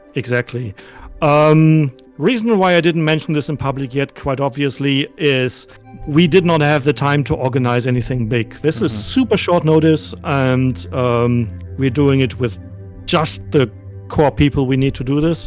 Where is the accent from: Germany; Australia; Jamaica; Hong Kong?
Germany; I'm I'm, I'm from Germany